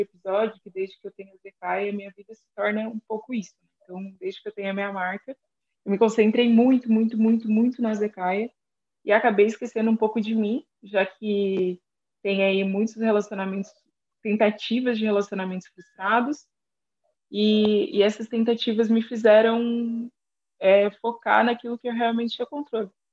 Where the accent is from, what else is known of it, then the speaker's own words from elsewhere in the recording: Criciúma, Santa Catarina, Brazil; Eu sou de Criciúma, sul de Santa Catarina